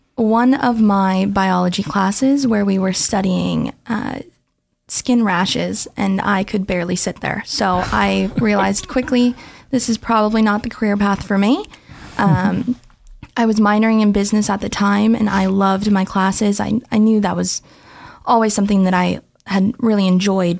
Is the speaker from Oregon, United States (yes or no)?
yes; Portland, Oregon, United States; moved away as an adult; now in Boise, United States; I was born in Portland, Oregon.